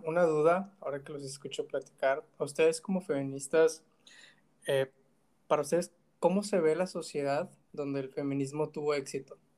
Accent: Monterrey, Nuevo León, Mexico; crecí en Monterrey

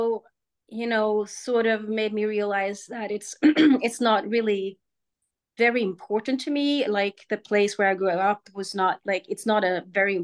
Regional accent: Sweden; moved away as an adult; also born or lived in Germany / United States; I'm from Sweden

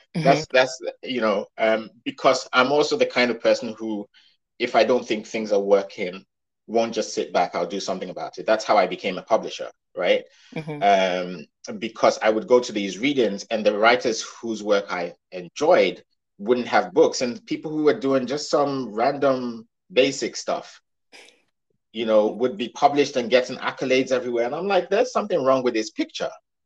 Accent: United Kingdom; think for many of us who are British, but a lot of Britain doesn't want to call us British

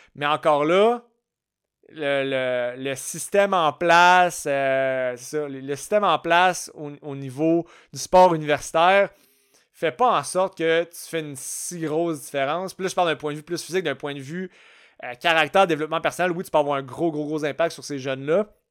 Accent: Canada; je suis canadien, je suis pas né dans le bon pays

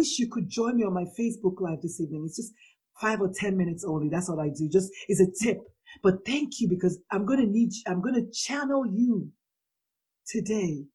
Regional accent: Nigeria; I'm a Nigerian

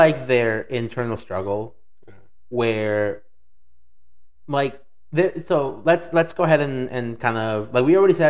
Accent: Mexico City, Mexico; moved away; also born or lived in Michoacán; growing up in Mexico, so Mexico City is very much like here.

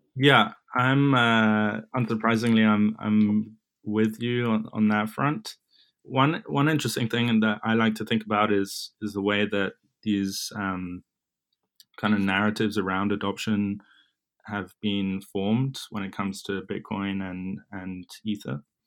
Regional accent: London, United Kingdom; moved away as an adult; now in New York, United States; I was born and raised in London, in England, that is

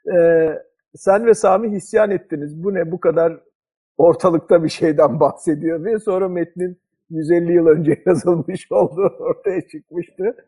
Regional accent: Izmir, Turkey; moved away; Ben de ne kadar zamandır İzmir'in uzağındayım.

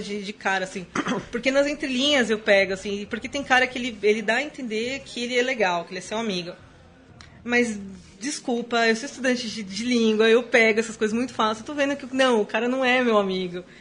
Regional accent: Guarulhos, São Paulo, Brazil; eu sou de Guarulhos

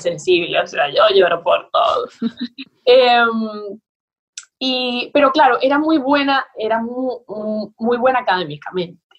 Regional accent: Maracaibo, Zulia, Venezuela; moved away as an adult; also born or lived in Tamare, Venezuela / Buenos Aires, Argentina; nosotros vivíamos en Maracaibo, que ciertamente es la ciudad, ¿no? Somos de ahí, mis amos padres son.

